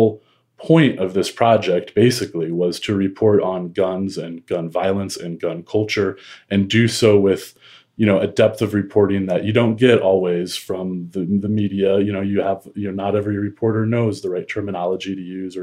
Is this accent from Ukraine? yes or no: no; Midwest, United States; I grew up in the Midwest